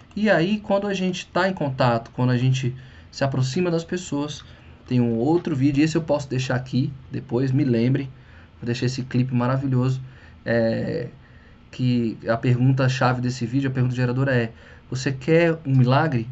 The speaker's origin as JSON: {"language": "Portuguese", "country": "Brazil", "first_language": "Portuguese", "said": "para nós brasileiros é a língua mãe"}